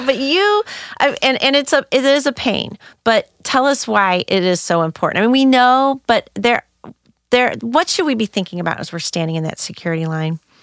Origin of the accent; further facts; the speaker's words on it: St. Louis, Missouri, United States; I grew up in North County, Saint Louis